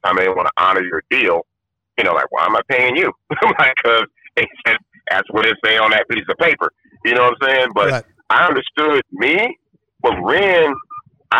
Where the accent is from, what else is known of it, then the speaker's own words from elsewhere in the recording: Compton, California, United States; also born or lived in Watts, Los Angeles; I grew up in Compton